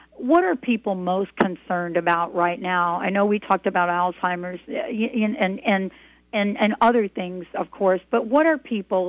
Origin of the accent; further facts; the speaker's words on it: New Jersey, United States; I'm from New Jersey